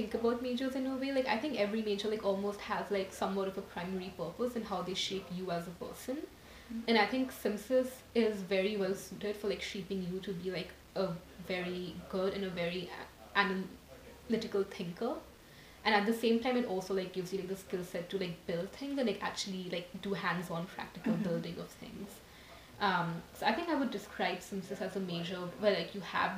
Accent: New Delhi, Delhi, India; moved away as an adult; now in United States; I'm from New Delhi, India. I came to America like when I was 18

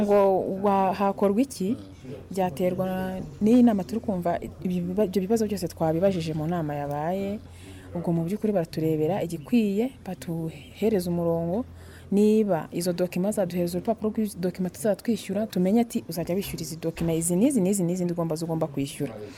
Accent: Rwanda; twari abanyarwanda babiri mu iduka

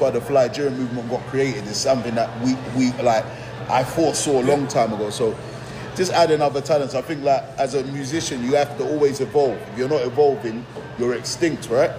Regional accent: Nigeria; now in England, United Kingdom; being a Nigerian expat um, to England. Obviously, parents went, mother went to Nigeria and we were raised there

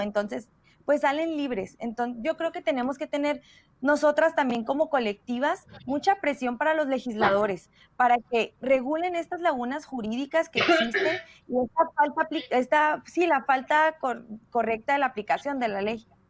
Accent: Mexico; nosotros como mexicanas

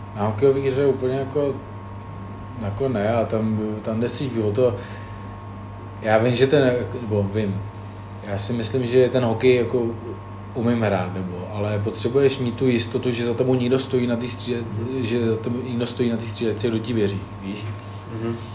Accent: Plzeň, Plzeň Region, Czechia; moved away as an adult; now in Hradec Králové, Czech Republic; já jsem z Plzně

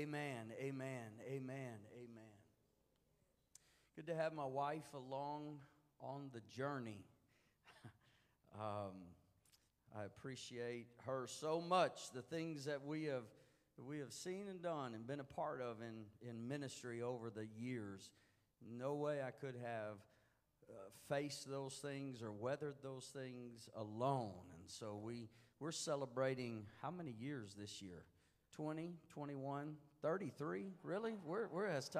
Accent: Houston, Texas, United States; I was born and raised in Houston, so I guess that's the Texas stuff coming out

